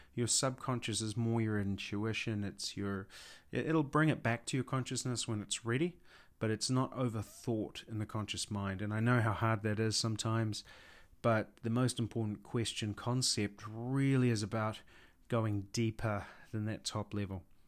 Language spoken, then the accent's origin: English; New Zealand; I'm from New Zealand